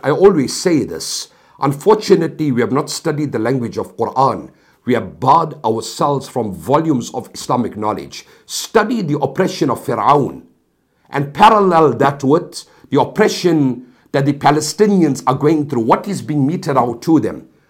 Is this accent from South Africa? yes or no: yes; South Africa; I come from South Africa